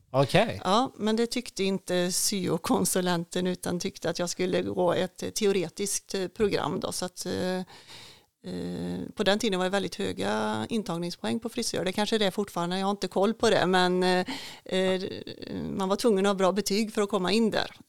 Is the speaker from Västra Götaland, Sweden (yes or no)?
yes; Tidaholm, Västra Götaland, Sweden; Tidaholm är ju en trygg stad, en liten stad att växa upp i. Vi bodde i, ja, med mina föräldrar och vi flyttade, bodde i några olika hus här i Tidaholm